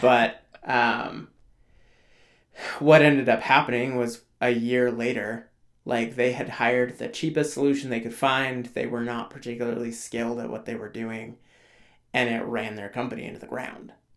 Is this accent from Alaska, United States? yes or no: yes; Alaska, United States; I grew up in Alaska